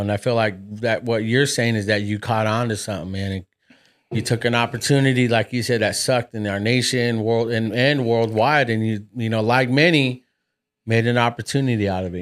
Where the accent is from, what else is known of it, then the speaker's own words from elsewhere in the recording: United States; I was born raised here in America